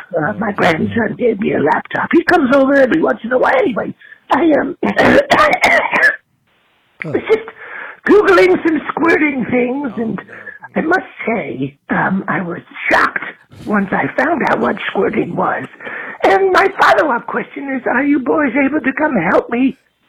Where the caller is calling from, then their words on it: Hendersonville, North Carolina, United States; I'm calling from Hendersonville in North Carolina.